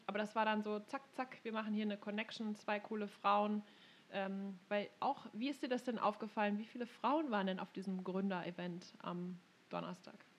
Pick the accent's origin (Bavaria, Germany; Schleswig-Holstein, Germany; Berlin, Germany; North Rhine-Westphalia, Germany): North Rhine-Westphalia, Germany; Münsterland; now in Silicon Valley, United States; die kleine … aus Münsterland